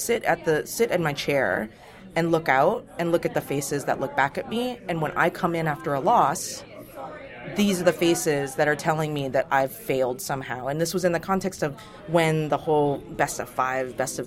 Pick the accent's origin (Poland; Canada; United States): United States; I'm an American